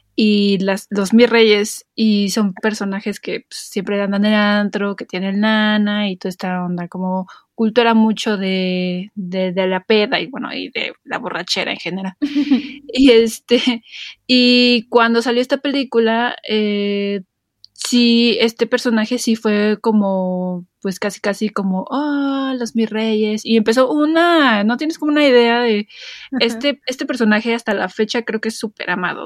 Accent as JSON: {"language": "Spanish", "country": "Mexico", "said": "yo soy mexicano"}